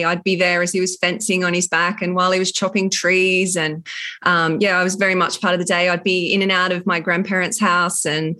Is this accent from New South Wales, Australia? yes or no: yes; Narooma, New South Wales, Australia; So I grew up in Narooma on the south coast of New South Wales on a dairy farm, which had been our family for generations. I had grandparents just over the hill. My dad was the main dairy farmer on the property.